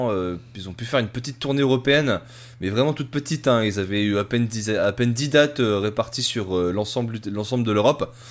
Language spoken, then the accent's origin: French; Italy; Et moi, je suis italien.